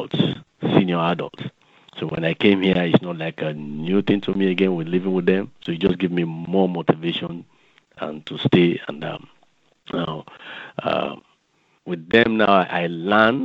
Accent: Sierra Leone; moved away as an adult; now in Alexandria, United States; I am from Sierra Leone in the west coast of Africa.

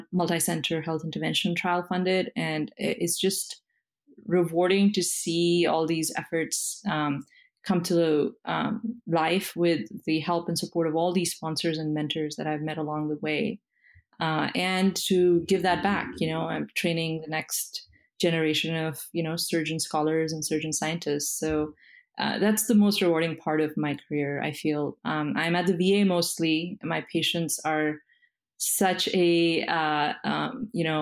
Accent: India; moved away as an adult; now in United States; I am an immigrant. I was born and brought up in India

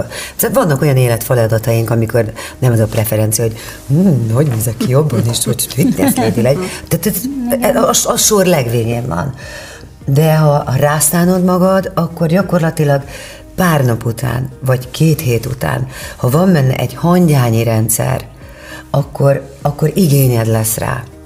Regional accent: Kerecsend, Heves, Hungary; also born or lived in Eger; faluról jártam be, Kerecsendről Egerbe iskolába

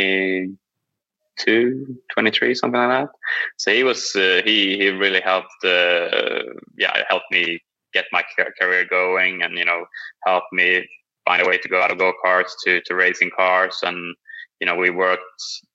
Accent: Sweden; moved away as an adult; now in United States; growing up in Sweden

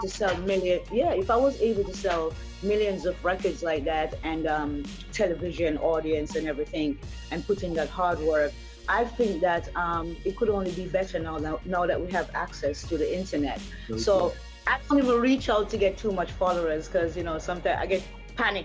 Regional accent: Jamaica; I'm from Jamaica

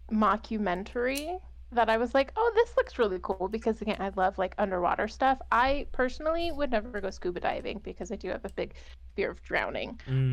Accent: California, United States; It's just so funny because I am from Southern California.

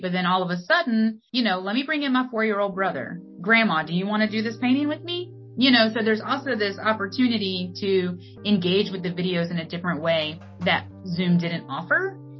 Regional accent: Wilmington, North Carolina, United States; moved away; growing up in Wilmington or in New Hanover County.

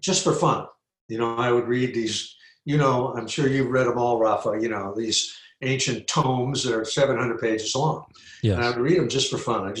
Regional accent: New York City, New York, United States; also born or lived in Trinidad; now in Los Angeles, United States; I'm from New York. You know, I was actually born in Trinidad in the West Indies, but my family came home to New York when I was 3 months old, and I grew up there entirely, you know, in the around New York City, in the suburbs and in the city.

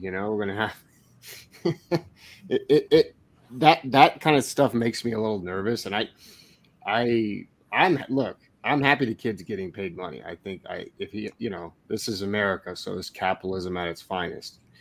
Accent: Cottage Grove, United States; Cottage Grove, my hometown

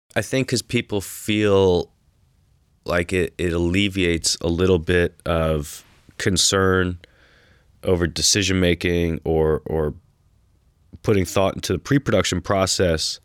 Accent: New York City, New York, United States; moved away as an adult; also born or lived in Texas; now in Austin, United States; growing up in New York City

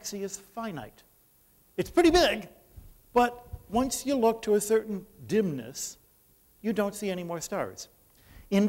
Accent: Detroit, Michigan, United States; I'm from Detroit

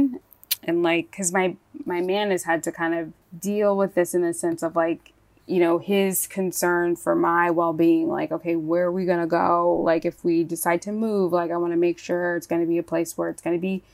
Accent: Virginia, United States; I grew up in Virginia, and in Virginia and my family, if you're making collard greens, those things are cooking for 4 to 6 hours

